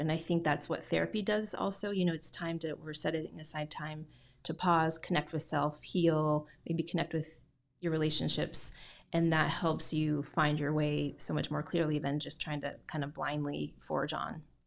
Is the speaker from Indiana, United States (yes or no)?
yes; Indiana, United States; also born or lived in Southern Utah; now in Gallatin, United States; I grew up in Indiana